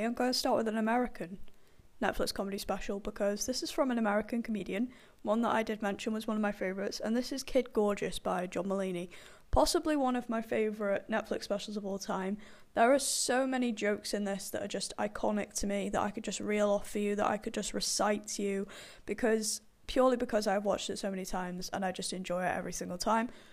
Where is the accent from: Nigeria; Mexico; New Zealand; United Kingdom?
United Kingdom; I am British